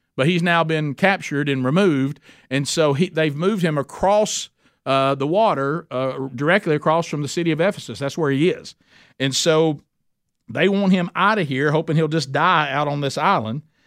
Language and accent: English; Oxford, Alabama, United States; Oxford, Alabama. That's my hometown